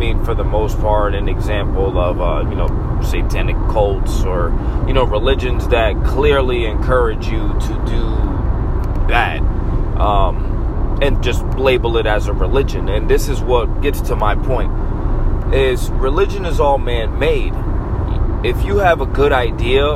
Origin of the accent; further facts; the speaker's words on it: Massachusetts, United States; moved away as an adult; now in Florida, United States; I'm American. Born and raised in Massachusetts